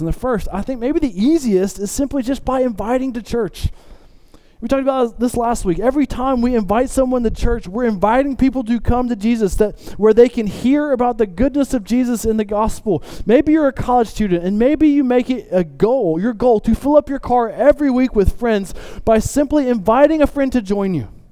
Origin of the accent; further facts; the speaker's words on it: the South, United States; I grew up in the South